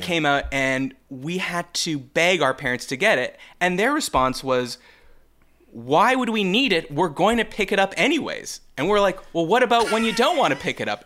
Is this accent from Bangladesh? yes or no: no; Canada; now in Midwest, United States; as a Canadian